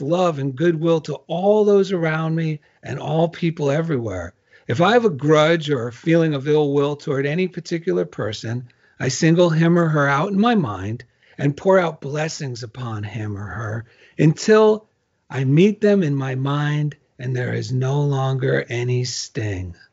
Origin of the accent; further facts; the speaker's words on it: New Jersey, United States; I'm from New Jersey, and actually that's how you say journal in Jersey